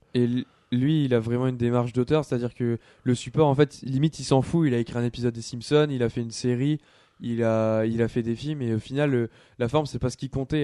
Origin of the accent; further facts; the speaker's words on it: France; chez nous en France